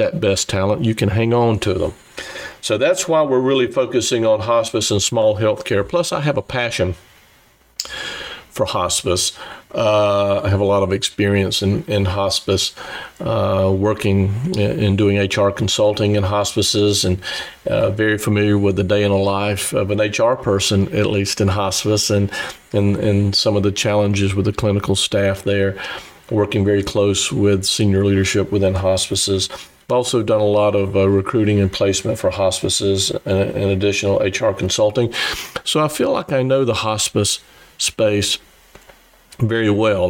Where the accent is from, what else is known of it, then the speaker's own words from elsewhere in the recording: South Carolina, United States; accent: Southern drawl; moved away as an adult; also born or lived in Nashville, Tennessee / Boston, Massachusetts; now in San Diego, United States; I do have a bit of a Southern drawl. I grew up in South Carolina